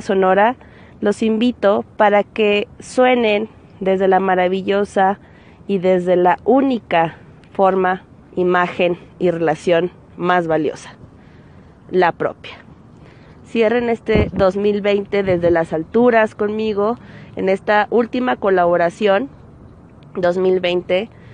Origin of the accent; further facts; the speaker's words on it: Zacatecas, Mexico; Me encuentro en el Cerro de la Bufa de nuestra hermosa ciudad Zacatecas, Zacatecas, México.